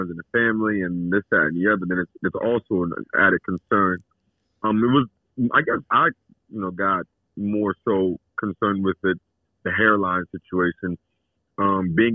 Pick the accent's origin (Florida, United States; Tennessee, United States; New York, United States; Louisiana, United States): Louisiana, United States; Alexandria; I grew up in Alexandria, Louisiana